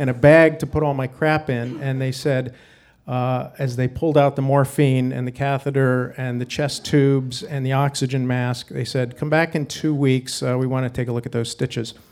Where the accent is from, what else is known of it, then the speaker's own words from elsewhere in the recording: Wyoming, United States; we grew up in Wyoming and we have this camping thing.